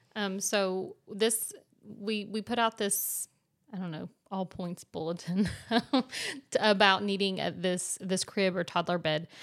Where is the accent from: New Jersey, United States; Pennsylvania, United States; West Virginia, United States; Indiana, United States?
West Virginia, United States; moved away; we're from West Virginia, so, um, our families have to come and visit us most of the time